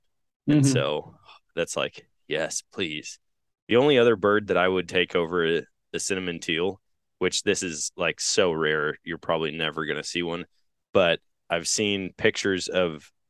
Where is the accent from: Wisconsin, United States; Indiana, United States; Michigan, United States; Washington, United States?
Wisconsin, United States; now in Missouri, United States; Like, growing up in Wisconsin, here in Missouri, it's illegal to shoot them in both places.